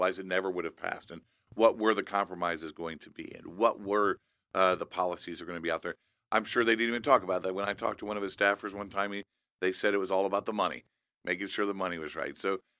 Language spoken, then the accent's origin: English; Indiana, United States; my home state of Indiana